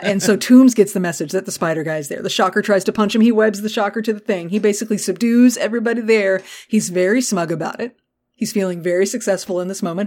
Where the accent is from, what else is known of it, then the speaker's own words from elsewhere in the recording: Texas, United States; I'm from Texas. I go to Galveston